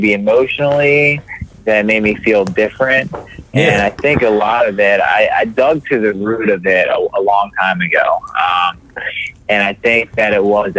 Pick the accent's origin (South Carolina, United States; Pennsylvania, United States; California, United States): Pennsylvania, United States; York; moved away as an adult; now in Maryland, United States; I was born and raised in York, Pennsylvania